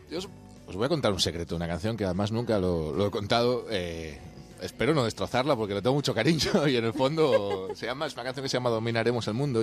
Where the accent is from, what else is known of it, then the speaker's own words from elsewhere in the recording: Asturias, Spain; Yo soy asturiano